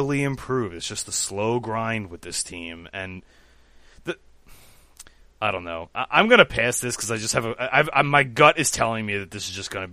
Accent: Philadelphia, Pennsylvania, United States; I've got the Flyers here in my hometown

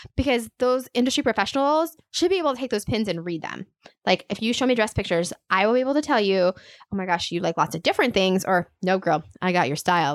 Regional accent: Aurora, Nebraska, United States; moved away as an adult; also born or lived in Kansas City / Minneapolis; I am from a small town hour west of Lincoln, um, Aurora. So a small town girl

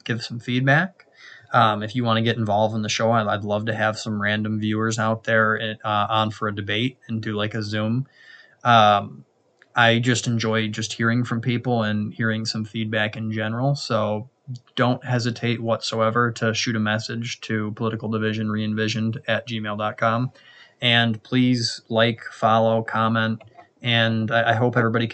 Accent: United States; I'm specifically American

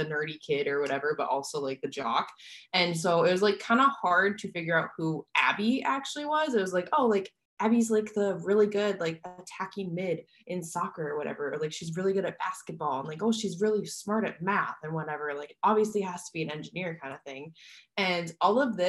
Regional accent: Midwest, United States; now in San Diego, United States; I grew up in the Midwest

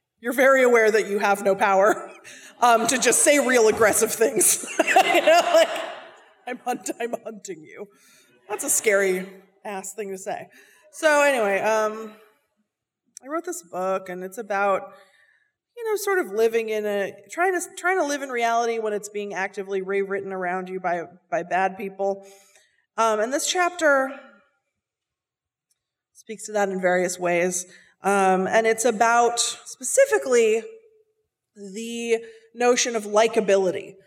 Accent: Seattle, Washington, United States; I'm from Seattle. I'm from Seattle. My parents are from Seattle. We all went to the same high school, not at the same time. And growing up in Seattle

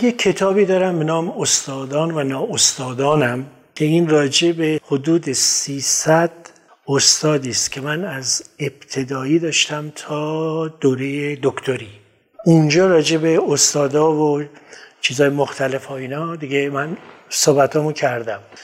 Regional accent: Kermanshah, Kermanshah Province, Iran; من در کرموشا به دنیا اومدم

